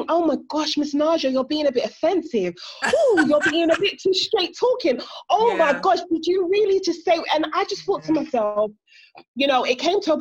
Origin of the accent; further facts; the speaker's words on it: England, United Kingdom; I actually feel like I am the English version of you.